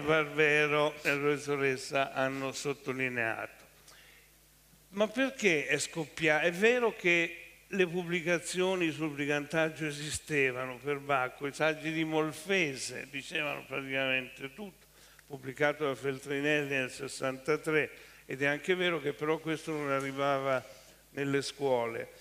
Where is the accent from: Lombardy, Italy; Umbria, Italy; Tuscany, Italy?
Tuscany, Italy; Siena; now in Milan, Italy; da toscano io vi dico che non sopporto i fiorentini, io sono senese